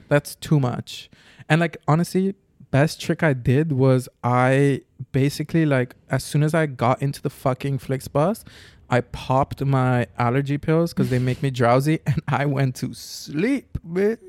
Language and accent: English; Curaçao; moved away; also born or lived in Amsterdam; I'm from Curacao.